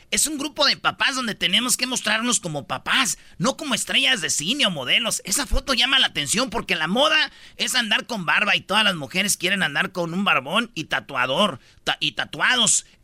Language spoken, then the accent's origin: Spanish; Mexico